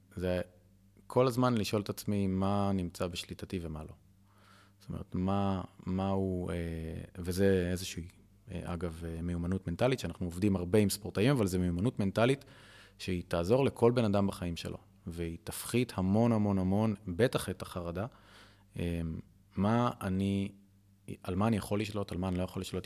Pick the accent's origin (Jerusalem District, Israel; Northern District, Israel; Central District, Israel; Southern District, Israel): Central District, Israel; Ra'anana; moved away as an adult; also born or lived in Tel Aviv; now in Kfar Vitkin, Israel; אני מרעננה